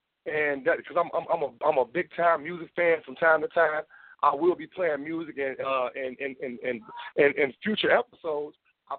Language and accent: English; Memphis, Tennessee, United States; now in Illinois, United States; I'm a guy from Memphis, Tennessee. With a rich Southern background, but I've been staying in Illinois majority of my life